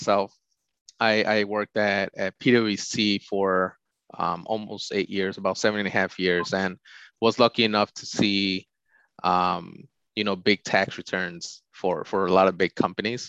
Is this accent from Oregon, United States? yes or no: no; Glendale Heights, Illinois, United States; I grew up in Glendale Heights, which is about 45 minutes west of the city of Chicago